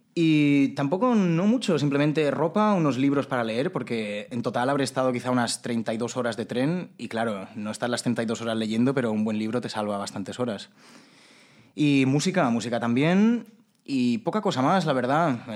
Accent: Majorca, Balearic Islands, Spain; yo como mallorquín

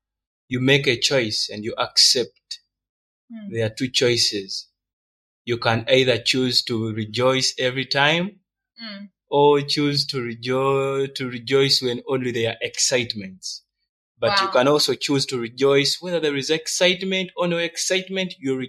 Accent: Uganda; also born or lived in Rwanda; I'm Rwandan. I'm Ugandan.

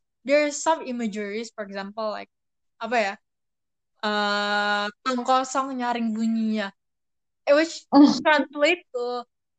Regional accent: Indonesia; first language Indonesian; my mother tongue, which is Indonesian, is less important than Chinese. I like that because I am still an Indonesian after all

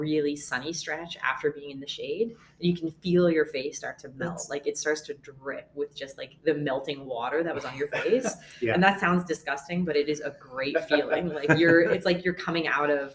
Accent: Halifax, Nova Scotia, Canada; moved away; also born or lived in Toronto; I'm from, well, Toronto originally, grew up mostly in Halifax.

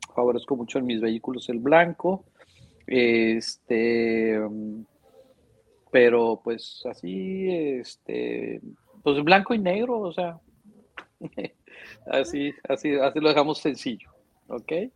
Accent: Monterrey, Nuevo León, Mexico; nací aquí en Monterrey, este, soy regiomontano de nacencia y de corazón, este, tengo toda mi vida viviendo aquí

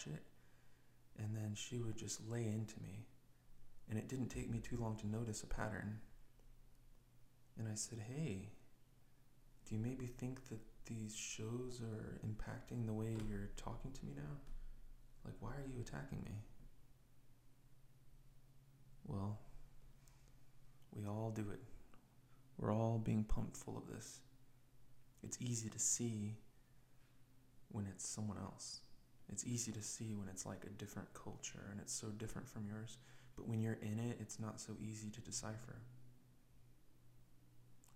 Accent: United States; I'm an American person.

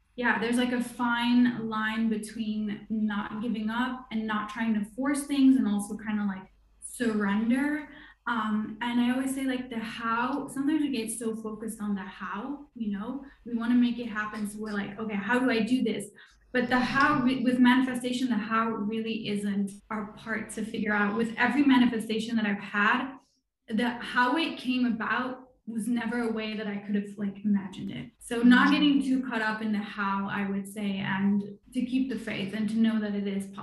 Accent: Luxembourg; now in France; I live in France. I'm originally from Luxembourg.

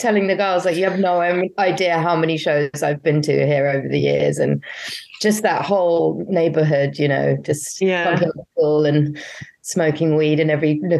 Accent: London, United Kingdom; moved away as an adult; also born or lived in Finchley / Highbury; now in Brooklyn, United States; I'm from Finchley and kind of like grew up around Camden, went to school in Camden. My parents had a restaurant in Camden. But then then I was in Highbury for years and then in East London, you know.

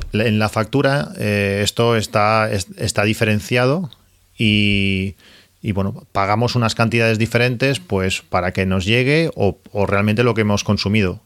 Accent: Catalonia, Spain; los que somos de Cataluña

